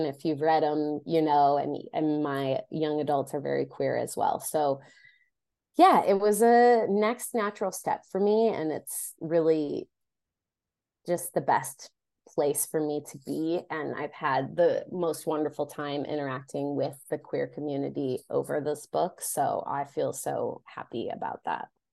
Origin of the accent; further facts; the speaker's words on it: Oak Forest, Illinois, United States; I grew up in the Chicagoland area, from a little town called Oak Forest, Illinois